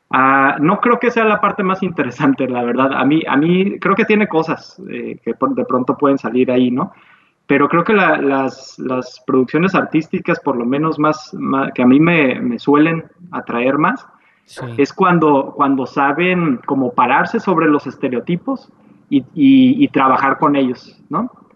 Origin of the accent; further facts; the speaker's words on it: Tijuana, Baja California, Mexico; nosotros como tijuanenses